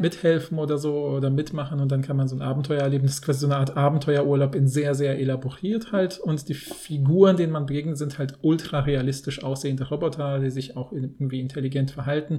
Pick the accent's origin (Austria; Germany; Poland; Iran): Poland; moved away; in Polen, wo ich ja aufgewachsen bin